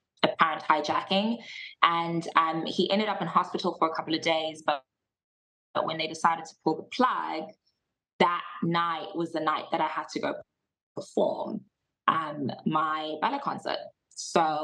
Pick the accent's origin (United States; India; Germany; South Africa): South Africa; Johannesburg, Gauteng; also born or lived in Cape Town, South Africa; I was born in Johannesburg, South Africa, which is probably like our New York of Africa. Mm-hmm. I grew up there my whole life